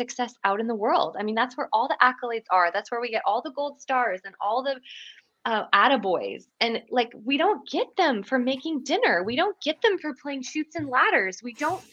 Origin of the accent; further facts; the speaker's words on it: Canada; moved away as an adult; now in Franklin, United States; I'm Canadian originally